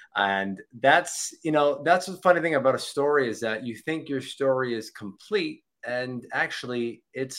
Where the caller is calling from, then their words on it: Florida, United States; Florida, sunny Florida, South Florida, 8 minutes from the beach.